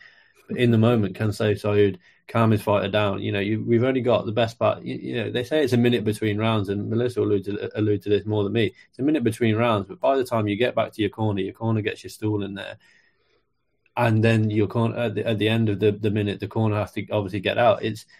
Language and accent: English; Mexico; I'm from Mexico, he's from Brazil. It's a nation versus nation thing.